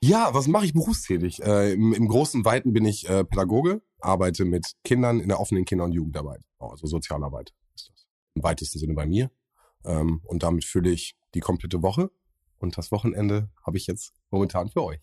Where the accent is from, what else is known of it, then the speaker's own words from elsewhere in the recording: Bielefeld, North Rhine-Westphalia, Germany; ich komme aus Sennestadt gebürtig, also aufgewachsen bin ich in Sennestadt